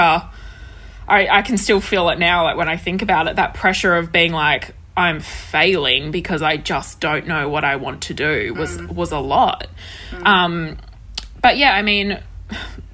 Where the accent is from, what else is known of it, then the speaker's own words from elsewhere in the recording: Perth, Western Australia, Australia; also born or lived in Sydney; I grew up in Perth. Perth is where I've spent my entire life besides living in Sydney for 2 years when I was 21.